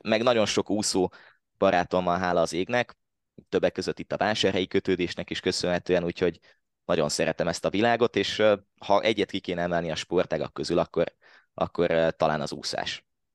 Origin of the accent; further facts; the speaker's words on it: Hódmezővásárhely, Csongrád-Csanád, Hungary; én eredetileg hódmezővásárhelyi vagyok. Most is ott élek